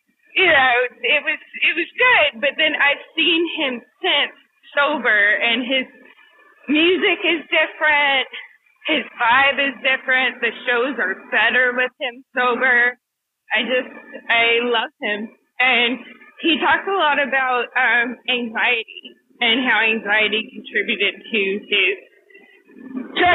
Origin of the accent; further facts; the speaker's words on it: Kentucky, United States; I'm from Kentucky, so yeah, I grew up like steeped